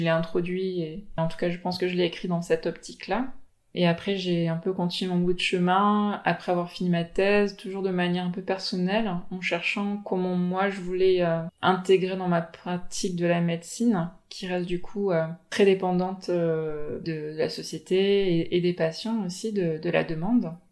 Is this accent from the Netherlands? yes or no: no; French Polynesia; Je viens de Tahiti.